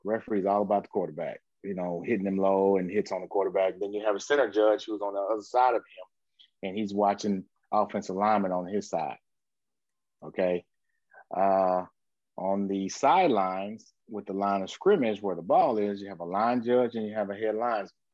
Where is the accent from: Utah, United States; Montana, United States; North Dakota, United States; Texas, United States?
Texas, United States; Grand Prairie; I'm from Grand Prairie, Texas